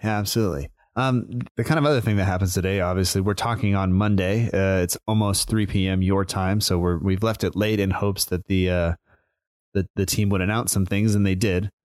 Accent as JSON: {"language": "English", "country": "United States", "said": "I'm American"}